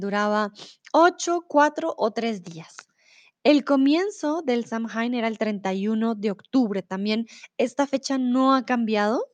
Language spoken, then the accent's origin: Spanish; Colombia; now in Germany; soy de Colombia, vivo comúnmente en Alemania, pero ahora estoy en el lindo y soleado México.